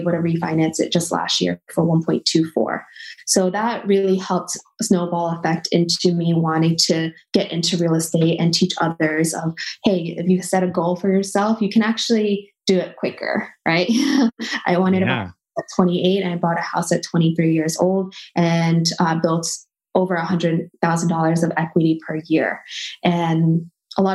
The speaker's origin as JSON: {"language": "English", "town": "New York City", "region": "New York", "country": "United States", "tie": "born or raised there", "also_born_or_lived": "California", "moved": "as an adult", "said": "growing up in Brooklyn, New York, I knew that it wasn't a place for me because it was so cold"}